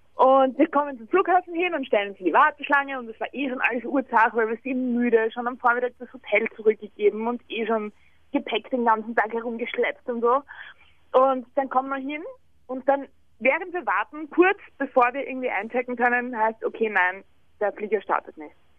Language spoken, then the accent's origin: German; Vienna, Austria; Bei uns in Wien